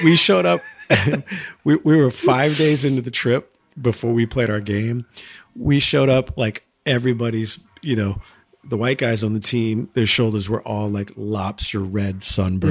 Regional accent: Exeter, New Hampshire, United States; also born or lived in Camp Hill, Pennsylvania / Minneapolis, Minnesota; my family moved here when I was like five. So, I mean, I spent the majority of my childhood

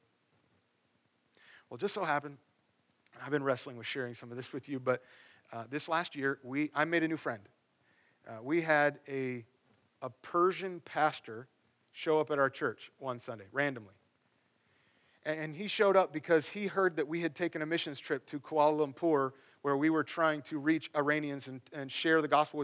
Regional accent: the Bible Belt, United States; moved away as an adult; now in East Coast, United States; where I grew up out in the Bible Belt, out in the cornfields where everybody goes to church

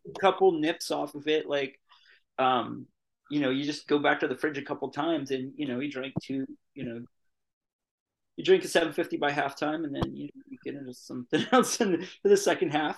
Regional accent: Pittsburgh, Pennsylvania, United States; I'm from Pittsburgh

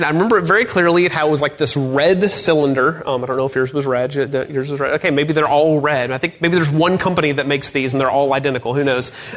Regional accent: North Georgia, United States; I grew up in North Georgia

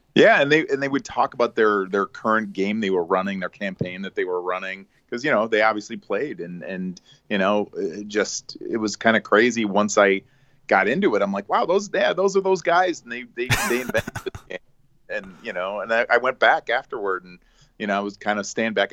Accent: Chicago suburbs, Illinois, United States; born and bred in the Chicago suburbs, uh, where I still, uh, reside

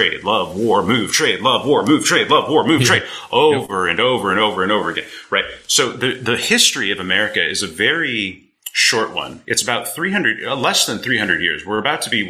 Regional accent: Northern California, United States; I'm from California

